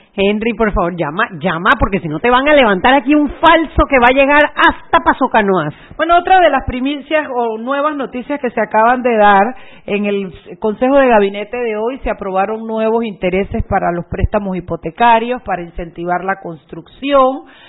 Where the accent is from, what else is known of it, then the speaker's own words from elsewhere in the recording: Panama; los panameños